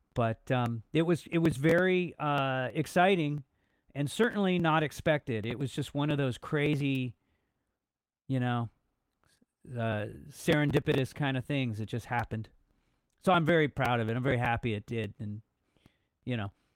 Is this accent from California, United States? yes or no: yes; Los Angeles, California, United States; I'm from Los Angeles originally, born and raised, uh, grew up in the eighties.